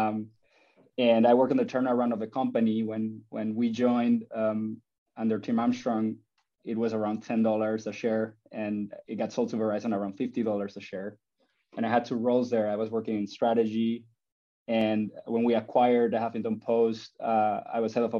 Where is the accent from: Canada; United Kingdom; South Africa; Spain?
Spain; moved away; I was born in Spain and I grew up loving soccer and playing soccer